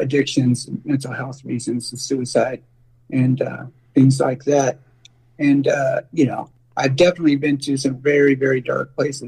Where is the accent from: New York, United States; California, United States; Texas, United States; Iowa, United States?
California, United States; San Francisco Bay Area; I grew up in the San Francisco Bay Area